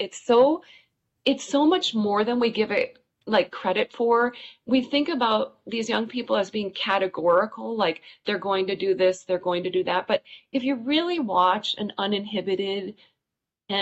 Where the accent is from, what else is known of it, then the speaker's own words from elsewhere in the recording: Wisconsin, United States; it was in my hometown